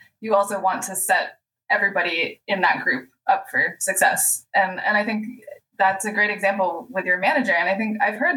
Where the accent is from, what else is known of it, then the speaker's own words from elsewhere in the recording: United States; as an American